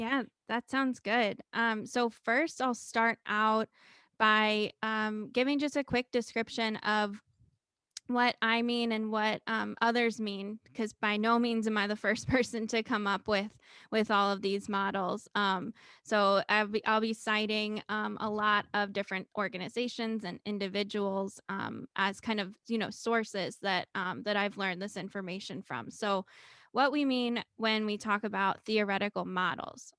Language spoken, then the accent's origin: English; Cincinnati, Ohio, United States; moved away as an adult; also born or lived in Murray, Kentucky / Minnesota; my hometown of Cincinnati, Ohio